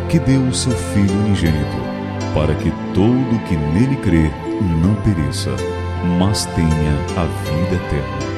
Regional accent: Ceará, Brazil; Eu ainda sou cearense.

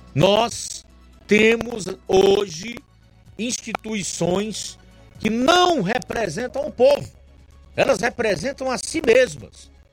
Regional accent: Brazil; also born or lived in Sobral, Ceará; nós somos brasileiros

